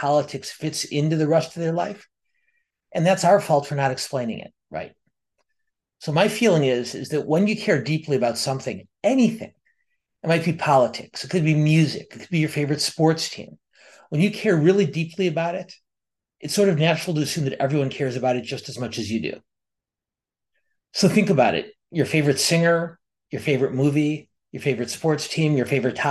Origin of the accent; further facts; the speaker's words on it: Milwaukee, Wisconsin, United States; I was raised just outside of Milwaukee, Wisconsin